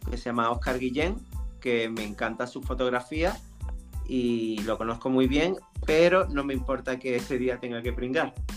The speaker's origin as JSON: {"language": "Spanish", "town": "Nerja", "region": "Andalusia", "country": "Spain", "tie": "born or raised there", "said": "trabajaba en la discoteca de mi pueblo, en Nerja"}